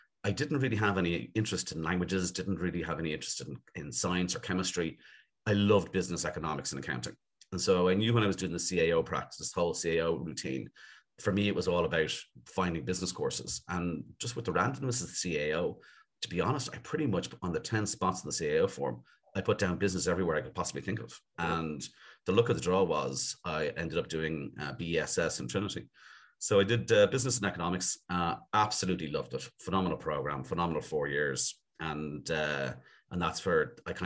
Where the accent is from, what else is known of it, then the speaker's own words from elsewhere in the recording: Dublin, Leinster, Ireland; also born or lived in Castlebar, County Mayo; moved to Clontarf on Dublin's north side, which has been home for the last 40 plus years